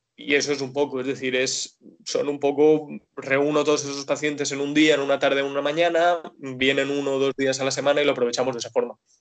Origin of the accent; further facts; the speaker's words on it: Dénia, Valencian Community, Spain; also born or lived in Alicante; yo soy de Denia, vivo y trabajo ahora mismo en Denia